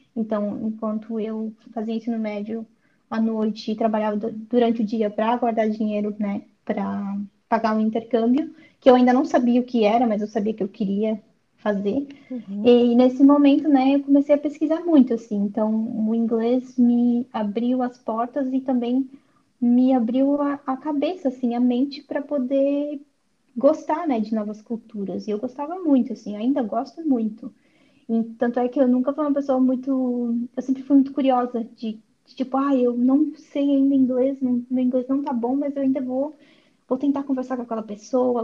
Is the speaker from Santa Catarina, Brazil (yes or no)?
yes; Florianópolis, Santa Catarina, Brazil; moved away as an adult; also born or lived in Seattle area, United States / California, United States; now in Belgium; eu nasci em Florianópolis, né, em Santa Catarina, mas atualmente eu moro na Bélgica como au pair.